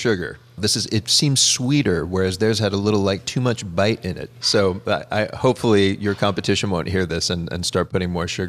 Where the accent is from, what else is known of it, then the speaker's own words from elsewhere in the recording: Pittsburgh, Pennsylvania, United States; moved away; my hometown of Pittsburgh.